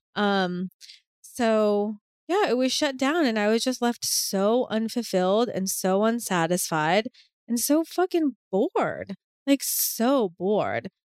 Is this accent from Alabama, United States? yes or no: no; Boston, Massachusetts, United States; I'm from Boston, like I'm from a city